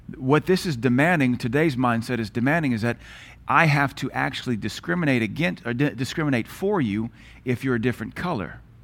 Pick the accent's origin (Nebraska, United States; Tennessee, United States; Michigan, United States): Tennessee, United States; Knoxville; moved away; also born or lived in Louisiana / Seattle; growing up in Knoxville